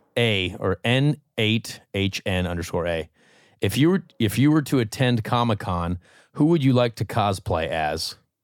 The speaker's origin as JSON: {"language": "English", "region": "the South", "country": "United States", "said": "I'm real Southern."}